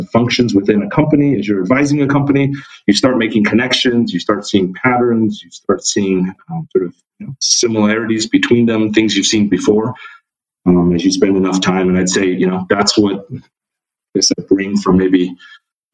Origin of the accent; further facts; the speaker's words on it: Irvine, California, United States; moved away as an adult; also born or lived in Philadelphia; now in New York, United States; I actually grew up in Southern California. And I grew up in a suburb called Irvine